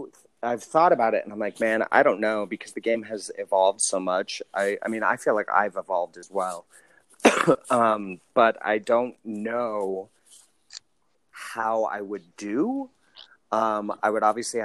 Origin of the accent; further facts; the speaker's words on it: Utah, United States; moved away as an adult; also born or lived in Florida; I am from a small town. So, I'm from Utah.